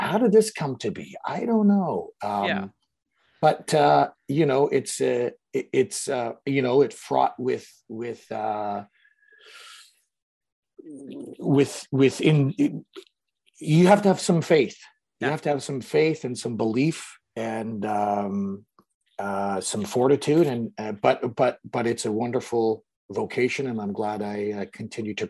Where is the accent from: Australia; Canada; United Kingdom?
Canada; London, Ontario; I grew up in London, Ontario, Canada